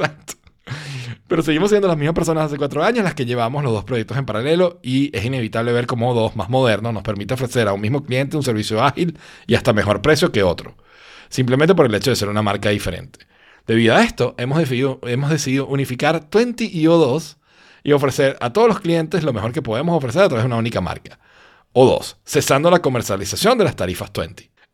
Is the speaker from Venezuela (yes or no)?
yes; Venezuela; moved away as an adult; now in Spain; yo vengo de Venezuela, donde todo pasa